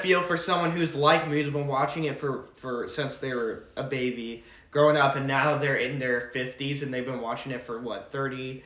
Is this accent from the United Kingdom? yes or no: no; Oklahoma, United States; as an Oklahoman